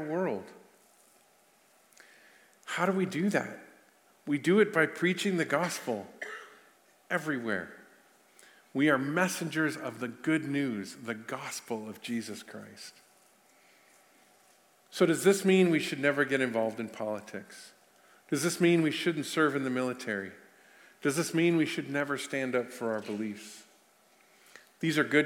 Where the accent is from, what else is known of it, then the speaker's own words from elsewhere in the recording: United States; I'm an American citizen